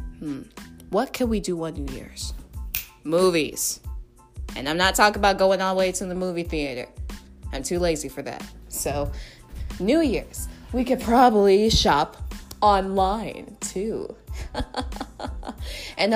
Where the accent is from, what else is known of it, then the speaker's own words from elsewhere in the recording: New York City, New York, United States; I'm a New Yorker.